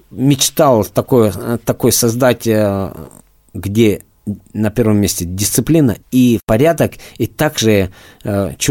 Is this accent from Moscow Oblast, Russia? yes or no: no; Dagestan, Russia; moved away as an adult; now in Moscow, Russia; Я из Дагестана, но {S1} давно э, учился, уже э, институт заканчивал в Москве, остался, э, также выступал за Москву, остался в Москве бороться